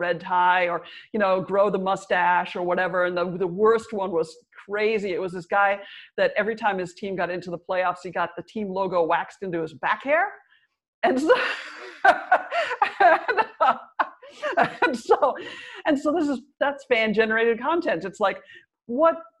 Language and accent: English; Minnesota, United States; I'm from Minnesota, which is the original, like the ice hockey capital of America